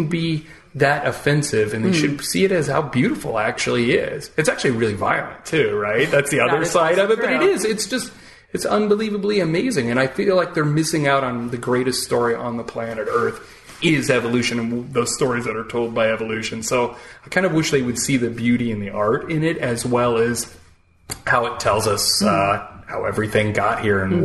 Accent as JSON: {"language": "English", "town": "Peoria", "region": "Illinois", "country": "United States", "moved": "yes", "lives_now": "New York, United States", "said": "I came from Peoria"}